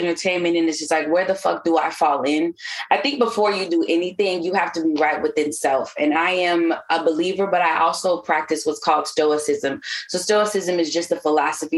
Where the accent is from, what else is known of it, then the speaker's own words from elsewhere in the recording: California, United States; moved away; also born or lived in New York; that's just Cali, you know, it's like, it's hella Mexicans and then Filipinos and Blacks.